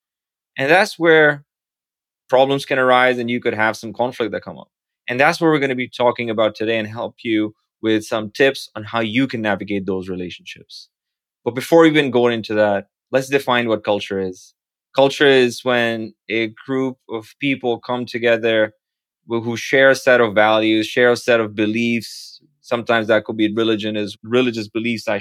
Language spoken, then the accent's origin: English; Pakistan; now in New York City, United States; someone who barely passed high school growing up in Pakistan